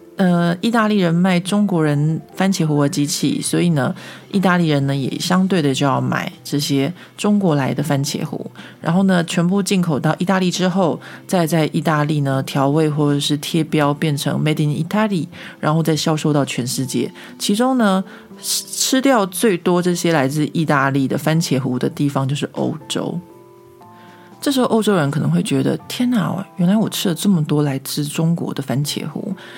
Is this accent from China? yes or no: no; Taiwan; now in France; 像我们台湾人会很喜欢自己做罐头啊，或者做一些果酱啊